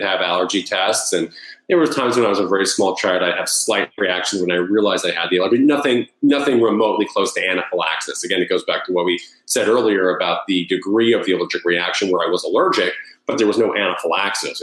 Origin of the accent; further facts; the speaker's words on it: Long Island, New York, United States; also born or lived in Connecticut; I grew up in Long Island, New York